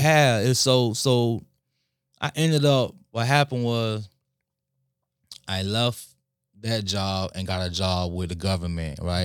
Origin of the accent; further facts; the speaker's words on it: West Palm Beach, Florida, United States; also born or lived in Lake Worth; grew up in West Palm Beach. We moved to Lake Worth for a little bit, but primarily we, we lived in West Palm